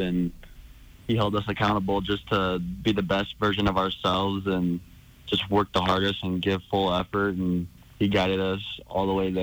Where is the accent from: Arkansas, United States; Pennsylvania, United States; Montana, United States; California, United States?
Montana, United States; Helena; staying in my hometown, being around my family and all the Bruins supporters